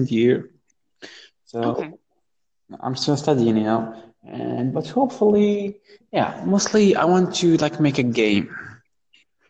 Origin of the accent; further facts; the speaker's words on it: Morocco; I'm from Morocco, born and raised